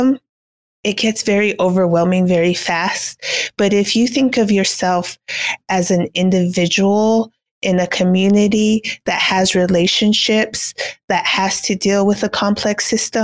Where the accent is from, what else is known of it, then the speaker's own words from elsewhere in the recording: Cochiti Pueblo, New Mexico, United States; I am Cochiti and Kiowa, so I was born and raised on the Cochiti Indian Reservation that's located in northern New Mexico